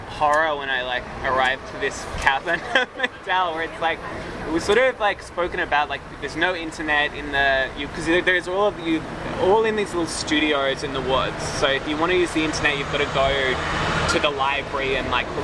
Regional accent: Melbourne, Victoria, Australia; moved away; I'm from Melbourne

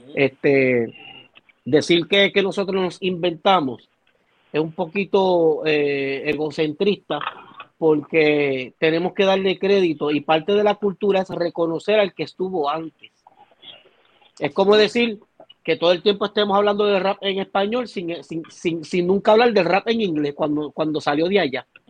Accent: Puerto Rico; soy boricua

